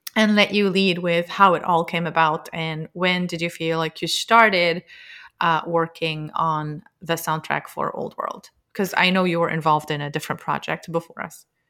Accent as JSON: {"language": "English", "country": "Lebanon", "tie": "born or raised there", "moved": "as an adult", "lives_now": "United States", "said": "I'm from Lebanon. I grew up with music"}